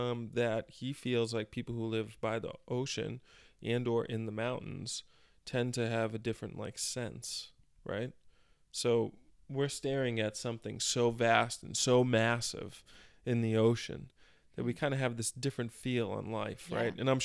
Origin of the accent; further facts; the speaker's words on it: Methuen, Massachusetts, United States; I grew up in Methuen, Mass. And it's further away from the beach.